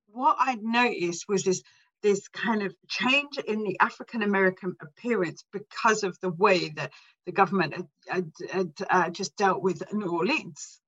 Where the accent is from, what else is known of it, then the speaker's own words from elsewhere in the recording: England, United Kingdom; I'm English, but ethnically I'm like all Irish, and I belong to a, a culture. We're travellers